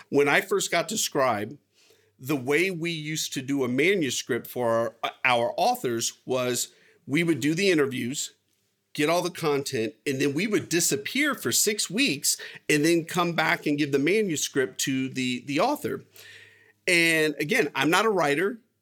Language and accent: English; United States; I was born here. I was born in the United States.